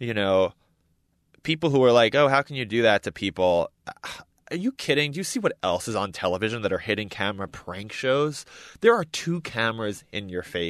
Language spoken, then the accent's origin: English; New York, United States; I grew up in New York, and these are my people